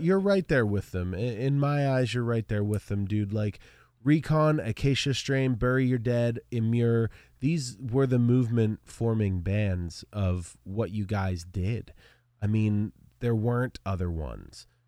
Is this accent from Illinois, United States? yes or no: no; Altoona, Pennsylvania, United States; I'm from Altoona